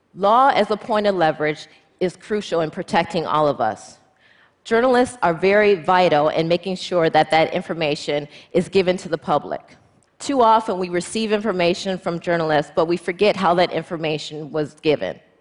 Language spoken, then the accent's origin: English; United States; as an American female lawyer